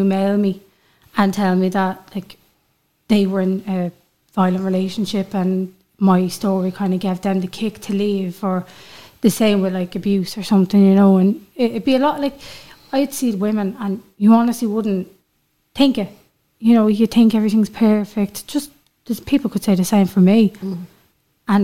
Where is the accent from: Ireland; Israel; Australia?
Ireland; Dublin, Leinster; now in Louth, Ireland; I'm originally from Crumlin, but I live in Louth